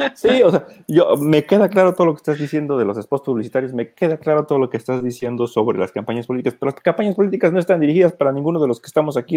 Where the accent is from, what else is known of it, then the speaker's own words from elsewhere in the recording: Mexico; como mexicanos